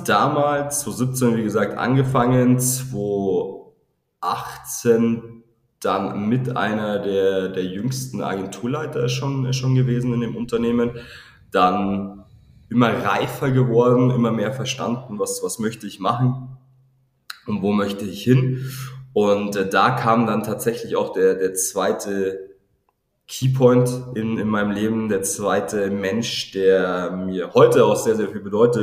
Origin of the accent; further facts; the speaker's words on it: near Regensburg, Bavaria, Germany; now in Regensburg, Germany; ich komme ursprünglich aus Armsberg, so zwanzig Kilometer entfernt von, von Regensburg